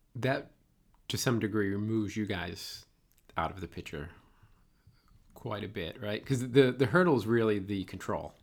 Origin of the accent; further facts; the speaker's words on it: Boston, Massachusetts, United States; accent: Boston; my Boston accent